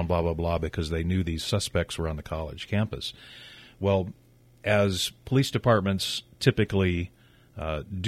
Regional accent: Missouri, United States; Growing up in Missouri in the Show Me State

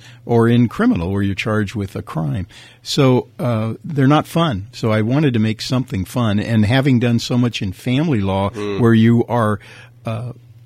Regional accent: Napa, California, United States; I was from Napa

